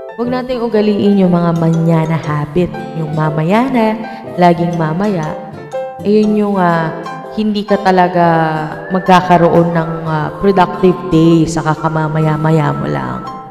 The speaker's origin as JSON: {"language": "Tagalog", "country": "Philippines", "said": "bilang isang Pilipino"}